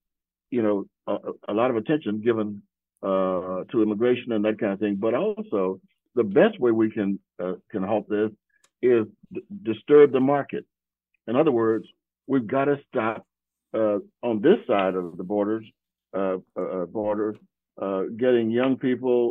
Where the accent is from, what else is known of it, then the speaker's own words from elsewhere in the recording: Texas, United States; moved away as an adult; now in Missouri, United States; I was born and raised in Texas